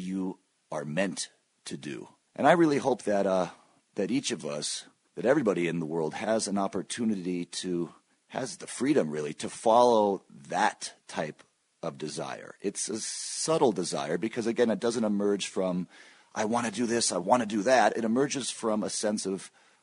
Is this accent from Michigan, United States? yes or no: yes; Michigan, United States; moved away as an adult; also born or lived in Stanford, California / New York City; I'm actually in Michigan right now. I moved here with my family when I was 4 years old. My dad teaches at the University of Michigan, and I lived here until age 18